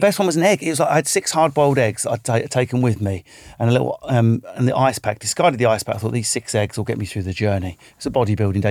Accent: England, United Kingdom; also born or lived in Manchester area; I'm English.

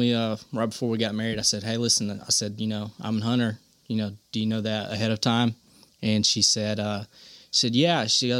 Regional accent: Corner, Alabama, United States; now in Gardendale, United States; Yeah, oh, I grew up in Corner. I live in like the Gardendale, Mount Olive area now.

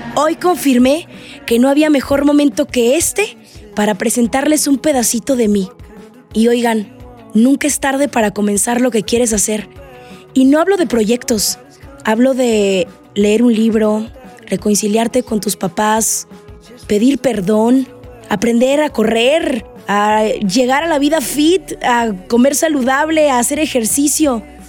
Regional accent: Navojoa, Sonora, Mexico; soy sonorense, orgullosamente de Navojoa, Sonora

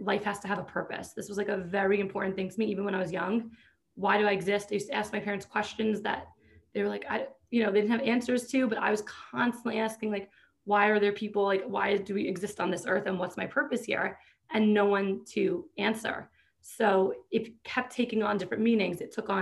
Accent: New York, United States; I grew up in New York

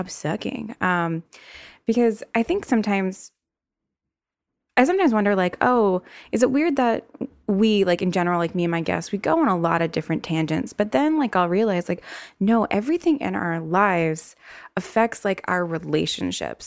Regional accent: the South, United States; accent: southern; With my little southern accent showing

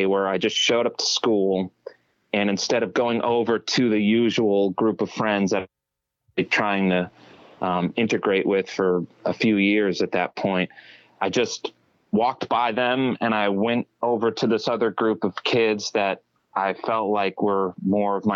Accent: Methuen, Massachusetts, United States; also born or lived in Boston; I was born in Boston, and I was raised in a small town. Actually, it's the city known as the town of Methuen, Massachusetts

